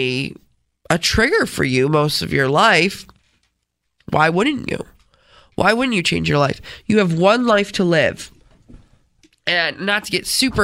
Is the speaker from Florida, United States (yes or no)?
no; Rochester, New York, United States; accent: Rochesterian; I'm from Rochester.